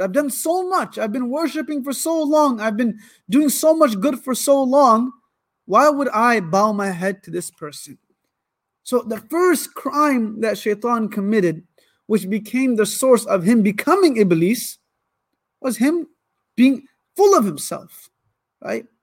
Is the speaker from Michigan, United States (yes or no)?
yes; Ann Arbor, Michigan, United States; also born or lived in Lansing, Michigan / Karachi, Pakistan; now in Warren, United States; I was born in Lansing, raised my whole life in Ann Arbor, but now we live in a city where our school is. It's called Warren, Michigan